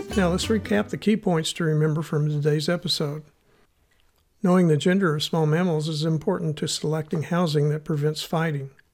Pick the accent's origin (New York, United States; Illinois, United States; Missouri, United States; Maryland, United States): Missouri, United States; accent: Missouri; my Missouri accent